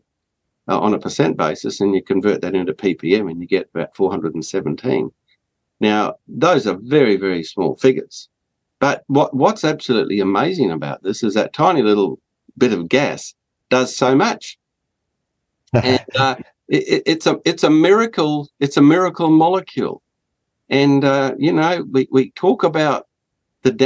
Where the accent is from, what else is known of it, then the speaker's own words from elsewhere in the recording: Australia; as an Australian